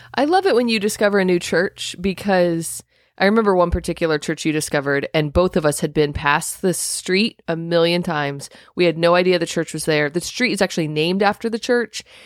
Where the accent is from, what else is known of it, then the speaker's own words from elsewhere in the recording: Indiana, United States; I'm from Indiana